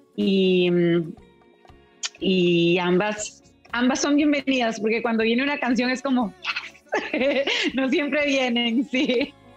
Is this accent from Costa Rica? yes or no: yes; Costa Rica; moved away; also born or lived in California; a mi país natal, llevaba muchos años viviendo en California y la pandemia me acercó a Costa Rica